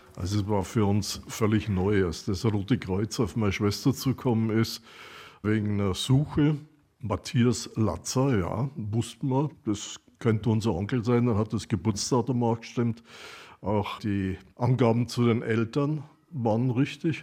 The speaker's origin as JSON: {"language": "German", "town": "Braunau am Inn", "region": "Upper Austria", "country": "Austria", "tie": "born or raised there", "said": "Ich bin gebürtiger Österreicher, sinnigerweise aus Braunau am Inn, habe in Braunau gelebt"}